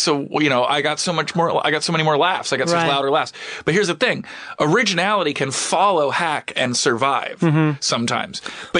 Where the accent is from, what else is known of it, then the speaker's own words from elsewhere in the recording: Philadelphia, Pennsylvania, United States; moved away; also born or lived in New York; I was born in Philly.